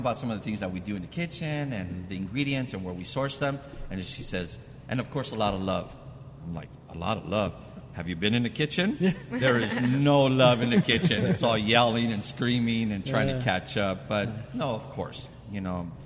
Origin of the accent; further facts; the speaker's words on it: Montebello, California, United States; also born or lived in Whittier; I grew up in Montebello, just next door